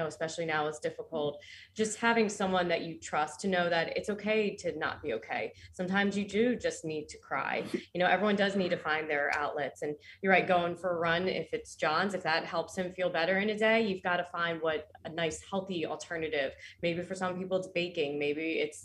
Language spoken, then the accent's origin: English; Northeast, United States; I'm from the Northeast, so we grew up with a very, you know, rub some dirt on it mentality